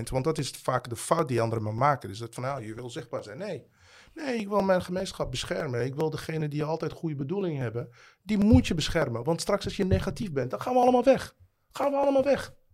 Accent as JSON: {"language": "Dutch", "town": "The Hague", "region": "South Holland", "country": "Netherlands", "said": "Het is toch jouw stad? Ik kom uit Den Haag."}